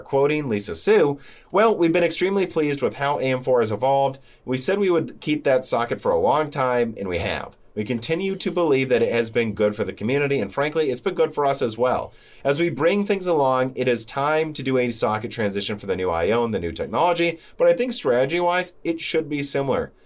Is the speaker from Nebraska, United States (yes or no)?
no; Bloomington, Illinois, United States; also born or lived in Peoria, Illinois; We grew up in Bloomington, Illinois